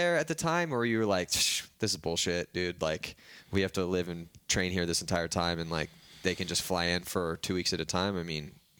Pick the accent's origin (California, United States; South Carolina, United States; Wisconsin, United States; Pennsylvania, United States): California, United States; San Diego; I was from San Diego.